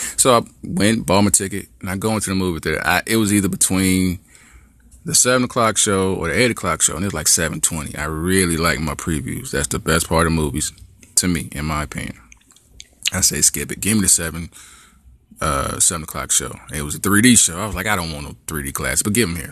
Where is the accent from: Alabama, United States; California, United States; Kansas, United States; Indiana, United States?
Indiana, United States; Gary; growing up in Gary, there was a couple white kids